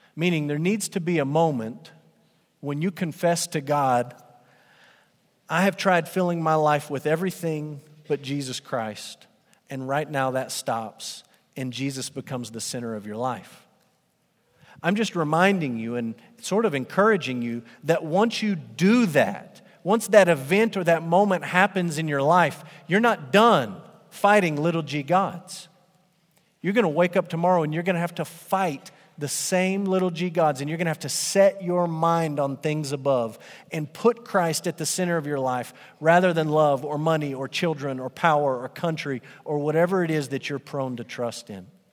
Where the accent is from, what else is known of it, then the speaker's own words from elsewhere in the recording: Amarillo, Texas, United States; I grew up in Amarillo and I attended Crockett Middle School